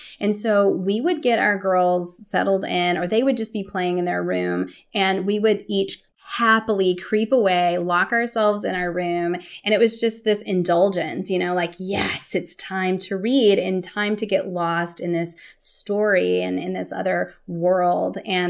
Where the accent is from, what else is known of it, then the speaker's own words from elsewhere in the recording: Texas, United States; born there; also born or lived in California / Stockholm, Sweden / Brussels, Belgium / Toronto, Canada; now in Austin, United States; I was born in Texas, went out to California, and then left to go live in Stockholm, Sweden, Brussels, Belgium, Toronto, Canada, and then came back to Austin.